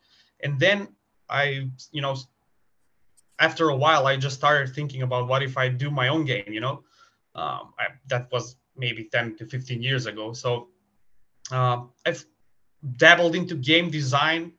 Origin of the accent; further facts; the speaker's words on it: Skopje, North Macedonia; I'm from Macedonia, Skopje to be exact, the capital city of Macedonia.